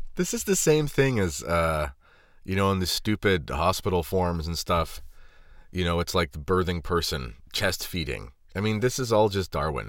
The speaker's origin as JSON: {"language": "English", "region": "Southwestern Ontario", "country": "Canada", "said": "I'm not from Toronto. I'm from Ontario, and I'm from Southwestern Ontario"}